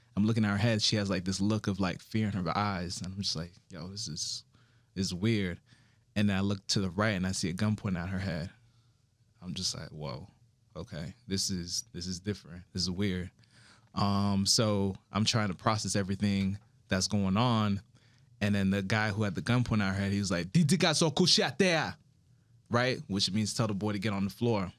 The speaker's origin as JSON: {"language": "English", "town": "Miami", "region": "Florida", "country": "United States", "tie": "born or raised there", "also_born_or_lived": "Broward County, Florida", "said": "I'm originally from South Florida, Miami, Florida, specifically, and my parents are Haitian"}